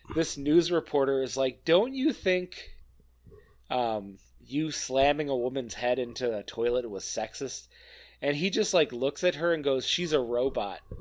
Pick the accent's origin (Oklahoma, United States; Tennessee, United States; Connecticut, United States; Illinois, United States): Illinois, United States; Northern; now in Wisconsin, United States; I grew up in Northern Illinois, live in Wisconsin